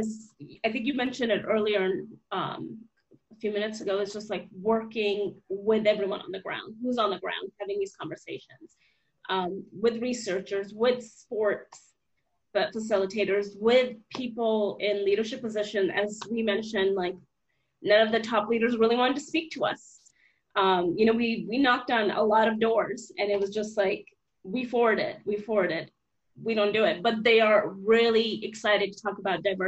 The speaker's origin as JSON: {"language": "English", "country": "United States", "moved": "as an adult", "lives_now": "New Zealand", "said": "I'm an American Muslim"}